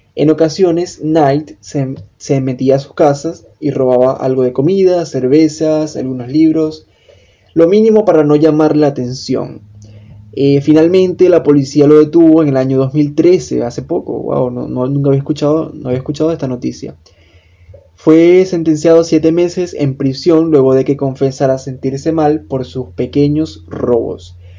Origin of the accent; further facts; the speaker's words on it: Venezuela; copywriter, venezolano